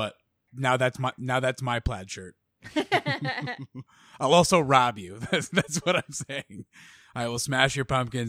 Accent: Avon, Connecticut, United States; in those 4 years, I left my mark on the community of Avon, Connecticut.

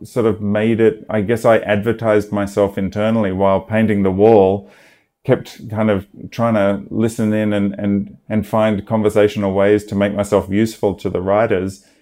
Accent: Australia; now in Los Angeles, United States; I'm, I'm Australian. I grew up in Australia

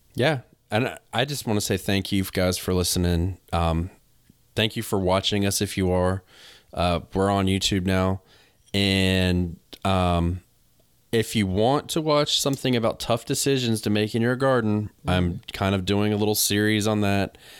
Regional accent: the South, United States; I'm from the South

